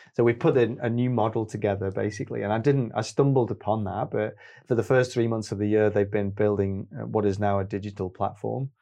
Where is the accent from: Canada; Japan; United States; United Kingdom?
United Kingdom; Stoke-on-Trent, West Midlands; also born or lived in Manchester; growing up in Stoke